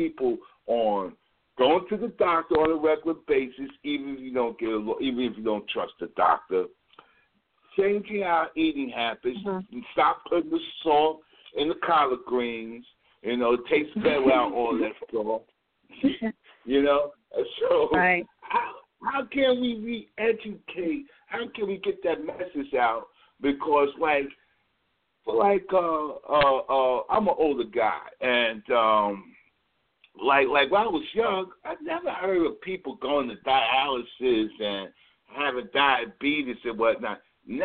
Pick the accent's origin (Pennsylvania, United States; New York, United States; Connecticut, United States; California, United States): New York, United States; New York City; where I'm from, which is the New York area, NYC, shout out to NYC, especially Brooklyn